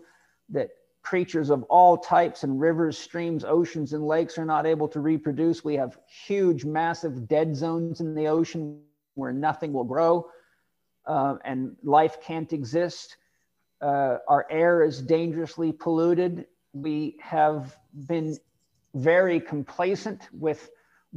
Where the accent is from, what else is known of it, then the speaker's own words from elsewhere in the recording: Vancouver Island, British Columbia, Canada; moved away; where we live, where I grew up on Vancouver Island for many years